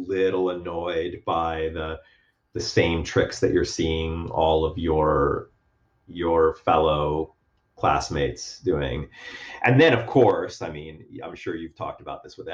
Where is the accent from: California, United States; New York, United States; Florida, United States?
Florida, United States; Miami; moved away as an adult; also born or lived in Chicago; I was from Miami